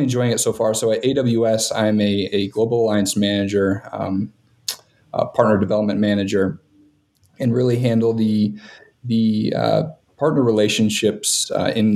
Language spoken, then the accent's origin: English; Montana, United States; now in Denver, United States; I'm based in Denver, but originally from Montana.